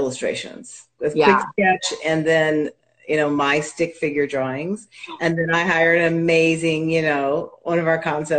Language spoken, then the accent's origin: English; the South, United States; I was born in the South